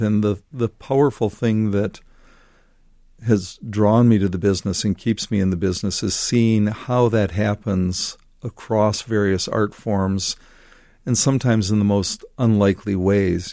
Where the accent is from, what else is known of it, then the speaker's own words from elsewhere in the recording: Washington Island, Wisconsin, United States; I grew up in Washington Island, Wisconsin.